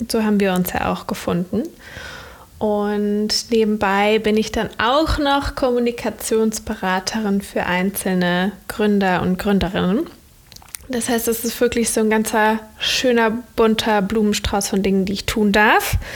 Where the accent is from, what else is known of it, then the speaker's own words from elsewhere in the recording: Cologne, North Rhine-Westphalia, Germany; now in Berlin, Germany; ich komme ähm, aus Köln ursprünglich. Also ich bin an einem anderen Ort geboren in Deutschland. Ich bin als junges Kind auch viel umgezogen, aber Köln ist so der Ort, wo ich herkomme und lebe aber inzwischen in Berlin.